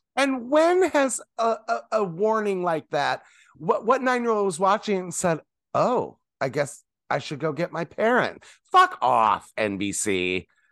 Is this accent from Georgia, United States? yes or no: no; Indiana, United States; I grew up in Indiana